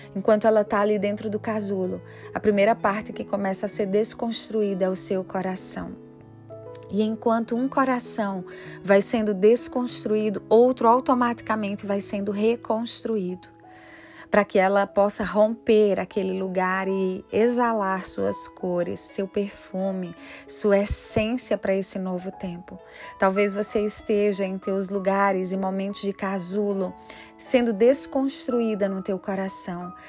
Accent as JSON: {"language": "Portuguese", "region": "Pernambuco", "country": "Brazil", "moved": "as an adult", "lives_now": "Rio Grande do Sul, Brazil", "said": "Quando nós mudamos de Pernambuco para o Rio Grande do Sul, nós somos pernambucanos"}